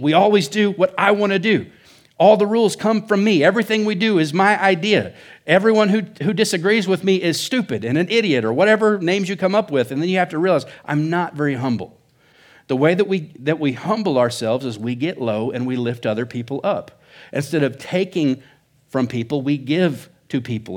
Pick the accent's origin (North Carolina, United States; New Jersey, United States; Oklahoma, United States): Oklahoma, United States; now in Surprise, Arizona, United States; I think Oklahoma's the Midwest or South. I don't know. But that's where I come from. That's why I talk funny